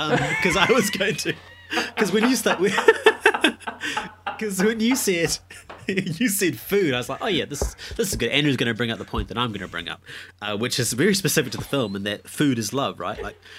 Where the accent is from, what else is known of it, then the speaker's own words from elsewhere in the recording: Fiji; now in New Zealand; Growing up Indian, we're from Fiji, and I guess when you're in Fiji, crabs are more readily available than they are in New Zealand.